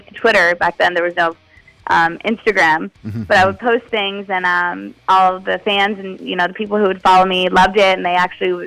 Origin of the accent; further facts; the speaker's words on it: Las Vegas, Nevada, United States; I grew up in Las Vegas, so there's not a lot of culture there.